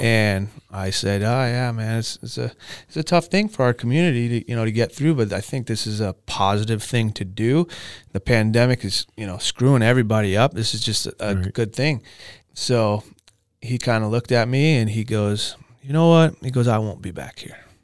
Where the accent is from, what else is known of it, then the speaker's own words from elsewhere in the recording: Camarillo, California, United States; I grew up in Ventura County, Camarillo pretty much been here my whole life.